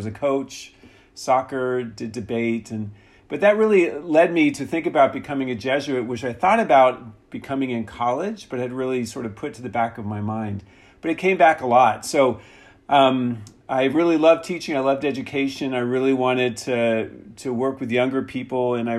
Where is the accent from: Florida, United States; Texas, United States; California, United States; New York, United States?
Florida, United States; South; moved away as an adult; also born or lived in Washington, D.C.; now in Santa Clara, United States; I'm from the East Coast. I grew up in South Florida and went to Georgetown for college.